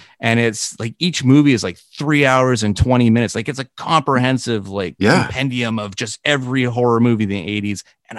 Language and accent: English; Canada; to be connected with Gord in any shape or form of your life as Canadian is just, it's a big deal.